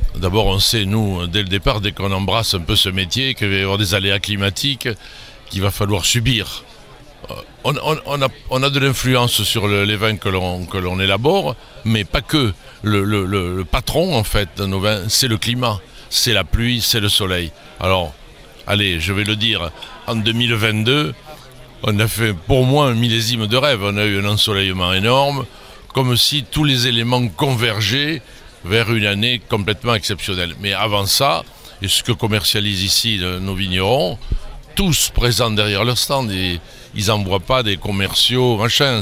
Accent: centre of France, France; also born or lived in Bordeaux; now in Saint-Émilion, France; je suis originaire du centre de la France.

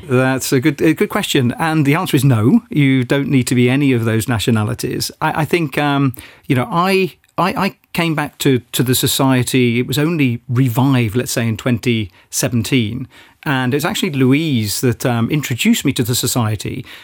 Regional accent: United Kingdom; now in Luxembourg; I felt as a Brit

